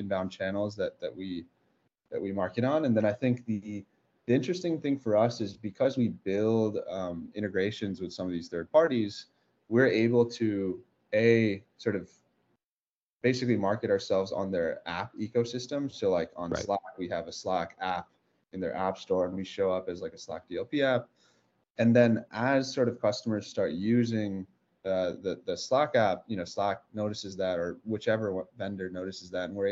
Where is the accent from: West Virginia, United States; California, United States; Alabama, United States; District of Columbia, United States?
California, United States; South Bay area; We grew up together in the South Bay area